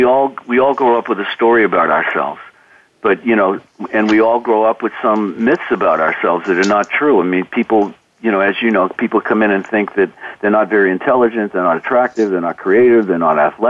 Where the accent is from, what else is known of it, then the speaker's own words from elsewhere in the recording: Boston, Massachusetts, United States; You're from Idaho, I'm from Boston, that means we're this or that.